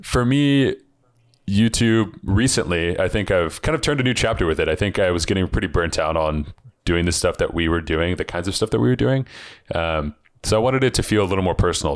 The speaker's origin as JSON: {"language": "English", "town": "Seattle", "region": "Washington", "country": "United States", "tie": "born or raised there", "said": "growing up in Seattle where it rains all the time"}